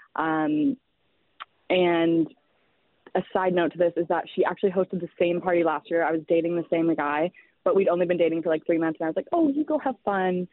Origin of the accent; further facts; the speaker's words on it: Toronto, Ontario, Canada; So I'm from Toronto